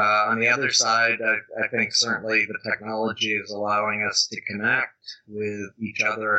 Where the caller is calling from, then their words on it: Tiburon, California, United States; Well, I'm actually calling in from my home, which is just north of San Francisco in a town called Tiburon with a beautiful view of the San Francisco Bay.